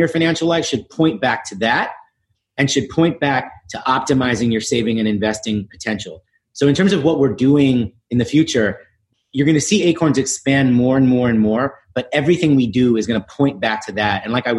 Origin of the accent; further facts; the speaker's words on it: New York City, New York, United States; Yeah, listen, I grew up in the East Village in New York, going to public schools.